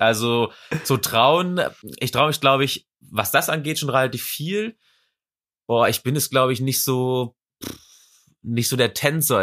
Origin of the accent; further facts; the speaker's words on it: Swabia, Baden-Württemberg, Germany; accent: Swabian; now in Leverkusen, Germany; Also ich bin ja auch äh, gebürtiger Schwab. Äh, komm ja aus Schwab